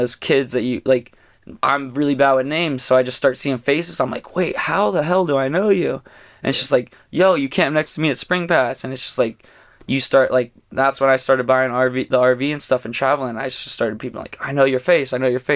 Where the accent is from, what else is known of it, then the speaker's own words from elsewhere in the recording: Pennsylvania, United States; moved away; growing up in Pennsylvania with him